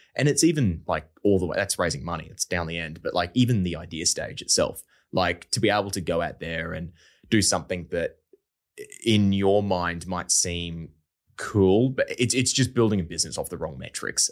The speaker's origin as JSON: {"language": "English", "town": "Brisbane", "region": "Queensland", "country": "Australia", "tie": "born or raised there"}